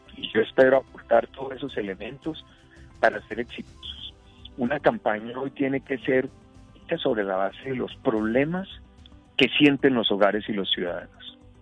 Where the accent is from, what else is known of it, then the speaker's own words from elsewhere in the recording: Colombia; todos los colombianos y latinoamericanos